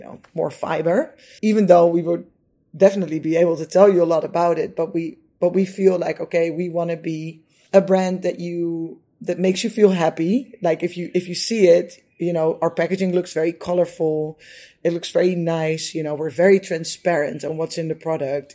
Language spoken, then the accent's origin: English; Netherlands; I'm from the Netherlands, so you know in the Netherlands, uh, kids are generally or we used to be brought up with eating uh, potatoes and meat and vegetables